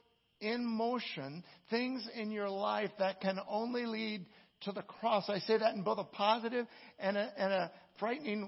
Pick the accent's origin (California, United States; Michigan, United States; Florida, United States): California, United States; I'm from California